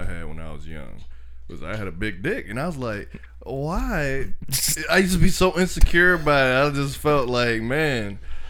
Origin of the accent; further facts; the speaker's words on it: the South, United States; Cause we from the south.